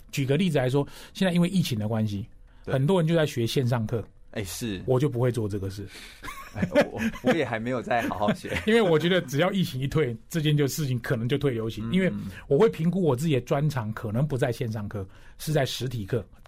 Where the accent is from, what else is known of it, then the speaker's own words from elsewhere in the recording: Taichung, Taiwan; 我就说我是台中的子弟，我是逢甲大学毕业，